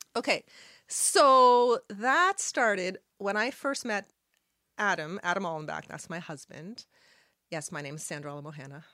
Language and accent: English; Halifax, Nova Scotia, Canada; first language Arabic; English is a second language; I was born in Halifax, and I'm Lebanese. My parents moved here from Lebanon, and I was born here